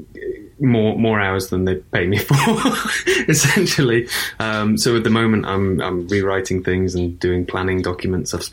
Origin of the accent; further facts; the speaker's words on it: Shrewsbury, West Midlands, United Kingdom; The side of the river that I'm from is Shrewsbury